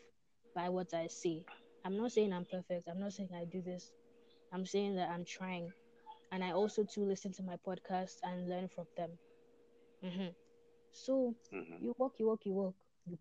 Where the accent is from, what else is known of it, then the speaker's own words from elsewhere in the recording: Nigeria; moved away; I'm from Africa, and lately I've forgotten that I'm Nigerian